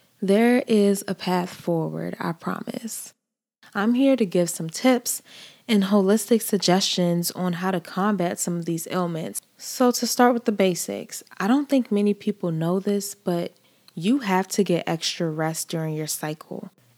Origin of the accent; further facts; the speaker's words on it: Nigeria; now in United States; I am a Nigerian woman. I identify as a Nigerian woman. I identify as a Black woman. And I've been in these states for most of my life.